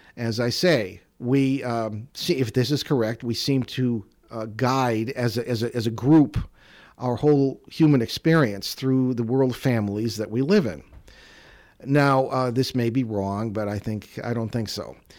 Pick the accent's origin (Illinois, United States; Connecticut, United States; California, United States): Connecticut, United States; East Hartford; I grew up in the Connecticut Valley, uh, around, uh, East Hartford, South Windsor area